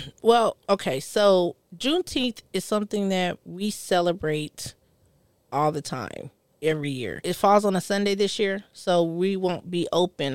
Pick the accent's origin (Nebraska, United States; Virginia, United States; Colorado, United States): Colorado, United States; moved away; I'm from Colorado.